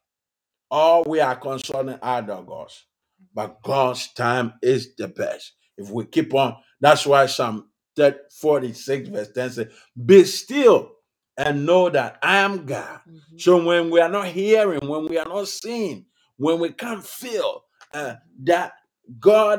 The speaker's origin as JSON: {"language": "English", "country": "Ghana", "moved": "as an adult", "lives_now": "United States", "said": "my home country, Ghana"}